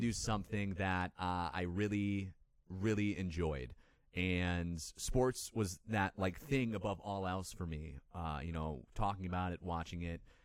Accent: Lindenhurst, Illinois, United States; I grew up in Illinois in a small town called Lindenhurst. It's, uh, up in the north suburbs of Chicago

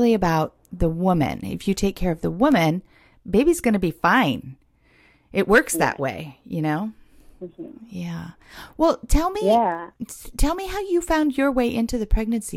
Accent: Los Angeles, California, United States; moved away as an adult; now in Portland, United States; my hometown. I lived in Hollywood

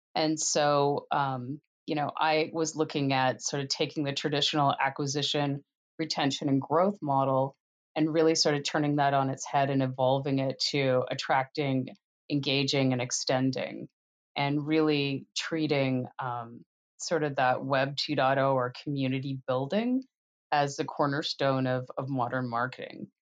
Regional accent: Canada; moved away as an adult; now in United States; I grew up in Canada

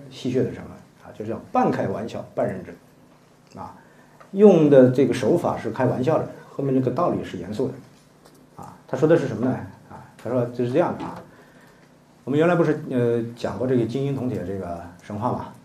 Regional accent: China; 这话我们中国人能接受的

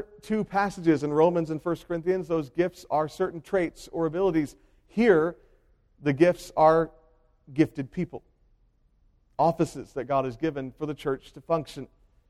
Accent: Hopewell, United States; The church I grew up in Hopewell, was pastored by my grandfather for 50 consecutive years.

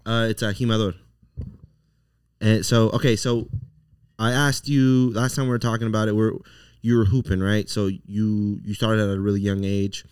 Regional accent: Las Vegas, Nevada, United States; also born or lived in Los Angeles; was raised here, but I was born in L

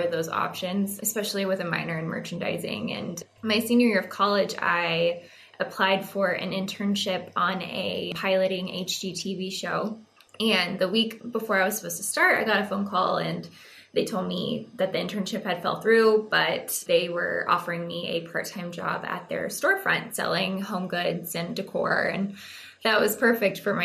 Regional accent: Texas, United States; I was born and raised in Texas. I grew up in a very small farming community out west, very Friday Night Lights-esque

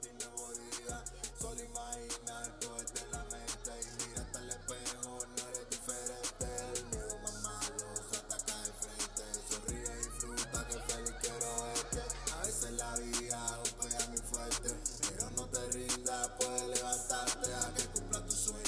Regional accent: Cuba; born or raised there; now in United States

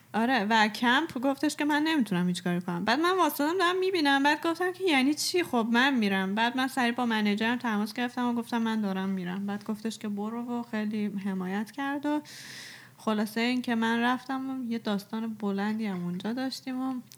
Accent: Iran; ما ایرانیم

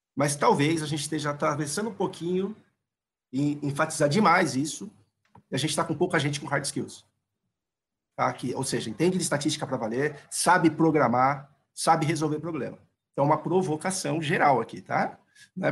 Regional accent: São Paulo, Brazil; accent: paulistano; Desculpa o sotaque paulistano

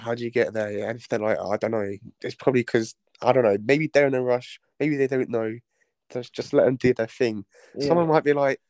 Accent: London, United Kingdom; oh, London.

